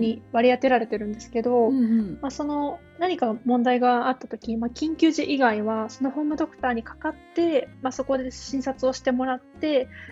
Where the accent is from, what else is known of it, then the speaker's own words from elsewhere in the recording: Japan; moved away as an adult; now in Denmark; 日本です生まれ育ってきてる